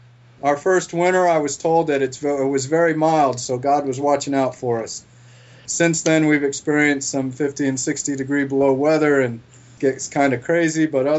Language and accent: English; Florida, United States; moved away as an adult; now in Montana, United States; We just knew that we're originally from Florida.